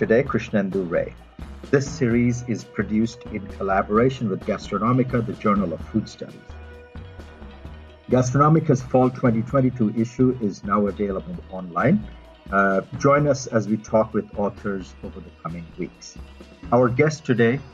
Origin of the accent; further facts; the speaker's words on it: India; moved away; the first half of my life, I grew up in India